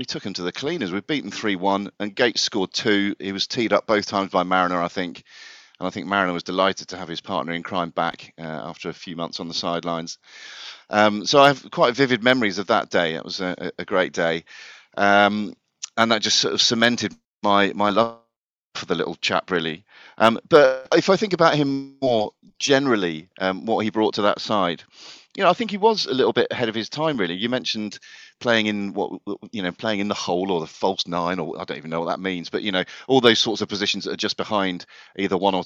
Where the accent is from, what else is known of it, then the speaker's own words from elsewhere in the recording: Devon, South West England, United Kingdom; also born or lived in Ipswich; I was born in Ipswich, accident of birth, so that meant I was Ipswich through and through, whether I liked it or not. But then we moved to Devon when I was about 2 years old